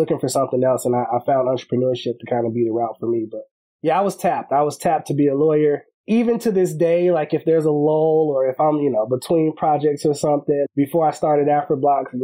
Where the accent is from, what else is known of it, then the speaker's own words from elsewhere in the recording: Chicago, Illinois, United States; moved away as an adult; also born or lived in Washington, D.C.; originally from Chicago, born and raised on the west side of Chicago